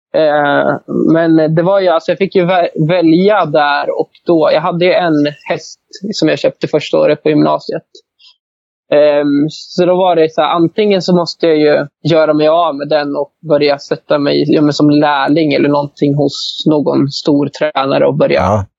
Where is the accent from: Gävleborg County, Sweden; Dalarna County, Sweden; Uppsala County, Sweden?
Gävleborg County, Sweden; Arbrå; jag växte upp i Arbro